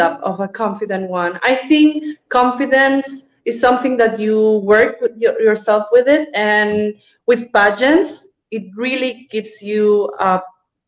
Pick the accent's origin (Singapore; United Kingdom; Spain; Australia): Spain; Barcelona, Catalonia; I actually was born and raised in Barcelona, Spain.